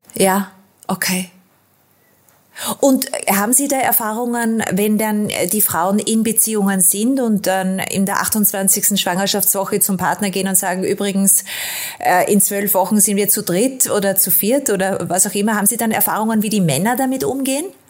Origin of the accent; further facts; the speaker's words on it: Austria; da bin ich als Österreicherin äh, und aus der Nation, aus Sigmund Freud